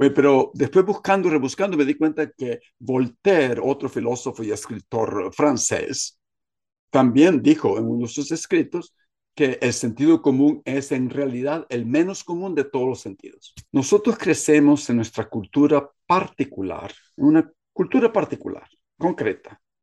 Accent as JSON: {"language": "Spanish", "country": "Guatemala"}